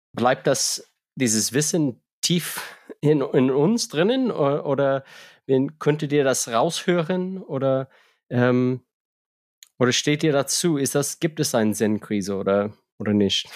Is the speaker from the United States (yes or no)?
yes; United States; moved away; als Amerikaner